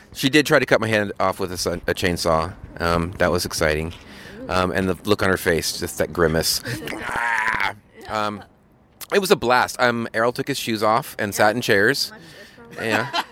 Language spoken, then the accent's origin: English; Seattle, Washington, United States; Seattle's my hometown